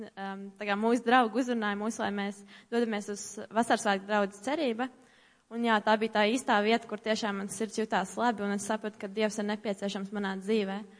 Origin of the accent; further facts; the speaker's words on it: Tukums, Latvia; esmu no Tukuma